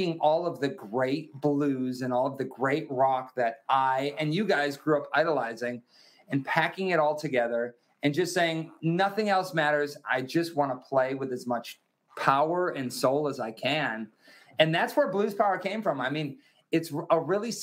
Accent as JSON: {"language": "English", "region": "Wisconsin", "country": "United States", "tie": "born or raised there", "said": "I grew up in Wisconsin in America"}